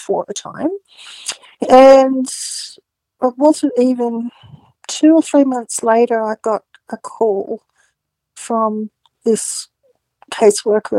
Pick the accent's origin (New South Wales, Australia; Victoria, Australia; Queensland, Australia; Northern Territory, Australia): New South Wales, Australia; Newcastle; I was living in Newcastle at the time, and she, I was born in Newcastle